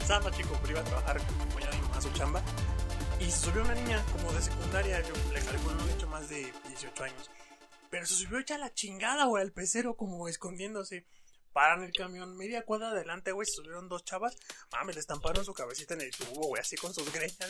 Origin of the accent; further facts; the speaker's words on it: Mexico City, Mexico; mi queridísima CDMX, porque no, obviamente soy chilango